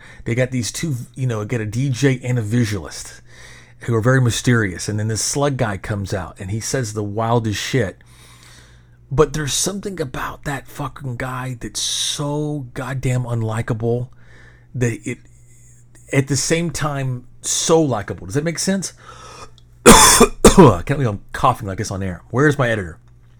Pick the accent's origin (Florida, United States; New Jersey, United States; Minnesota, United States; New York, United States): Minnesota, United States; But you don't, hey, we're from Minnesota. And that's obviously where … is from.